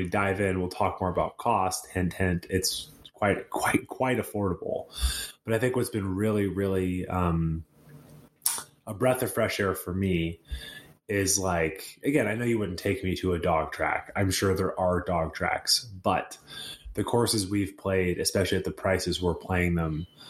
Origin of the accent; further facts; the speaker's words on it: the South, United States; now in California, United States; growing up in the South